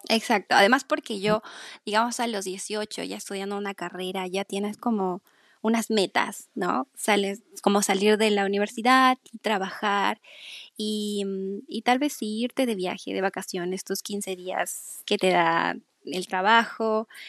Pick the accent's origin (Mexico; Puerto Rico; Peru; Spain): Peru; moved away as an adult; como es en Perú, como es en mi país.